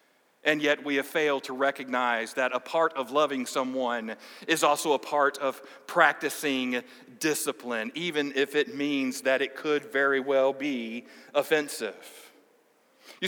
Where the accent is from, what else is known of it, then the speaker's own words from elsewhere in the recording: United States; American evangelicals